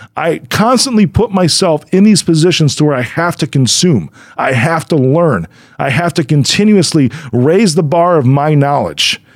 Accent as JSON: {"language": "English", "town": "Chicago", "region": "Illinois", "country": "United States", "said": "I'm from Chicago"}